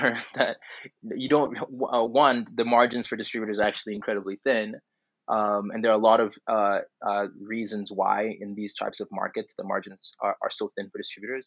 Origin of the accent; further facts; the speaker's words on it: Tanzania; moved away as an adult; I'm from Tanzania